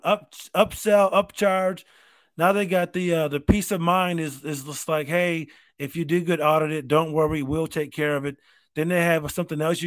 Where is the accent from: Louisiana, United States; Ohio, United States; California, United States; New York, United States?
New York, United States; Rochester; I grew up in Rochester.